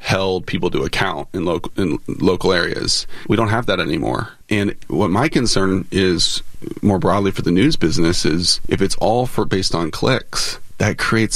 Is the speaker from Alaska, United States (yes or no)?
yes; Alaska, United States; moved away; I grew up in Alaska